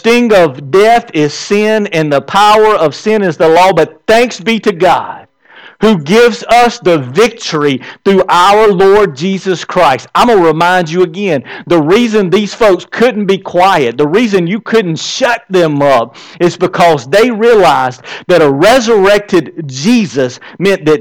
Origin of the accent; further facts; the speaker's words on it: the South, United States; I'm from the South. Around here, we say, hey.